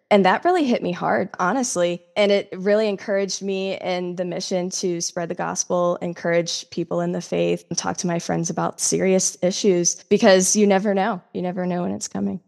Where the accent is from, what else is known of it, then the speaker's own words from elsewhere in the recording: South Carolina, United States; moved away; I'm originally from South Carolina in the United States.